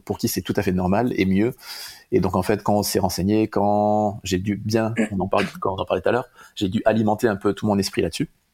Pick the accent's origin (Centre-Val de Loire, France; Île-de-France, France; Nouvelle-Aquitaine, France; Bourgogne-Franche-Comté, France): Nouvelle-Aquitaine, France; Bayonne; now in Bordeaux, France; je suis né à Bayonne il y a 34 ans